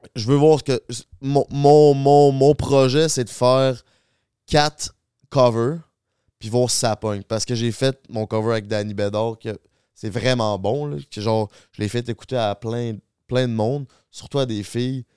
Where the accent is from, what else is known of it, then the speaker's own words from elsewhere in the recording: Charny, Quebec, Canada; Charny, qui est ma ville d'où je viens